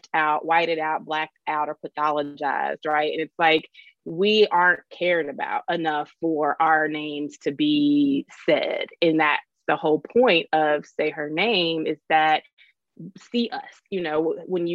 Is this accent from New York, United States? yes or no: no; Louisville, Kentucky, United States; I'm from Louisville. And I haven't always lived here, but I'm from here